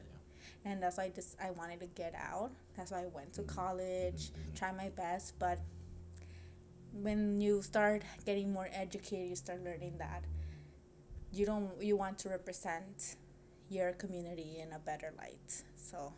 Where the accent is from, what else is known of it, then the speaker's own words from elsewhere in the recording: Los Angeles, California, United States; I grew up there